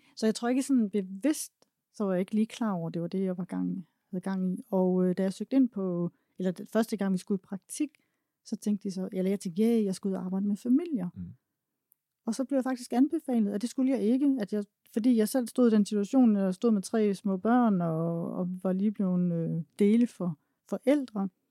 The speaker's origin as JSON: {"language": "Danish", "country": "Denmark", "tie": "born or raised there", "said": "jeg var egentlig født og opvokset i Træsko i Jylland"}